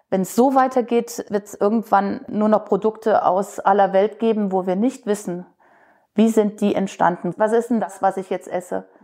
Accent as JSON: {"language": "German", "region": "West Germany", "country": "Germany", "said": "Also wir Wessis ticken vielleicht auch wieder anders als Ossi"}